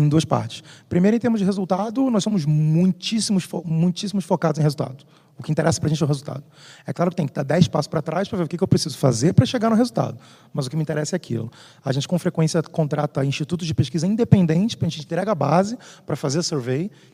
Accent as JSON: {"language": "Portuguese", "region": "Rio de Janeiro", "country": "Brazil", "said": "sou do Rio"}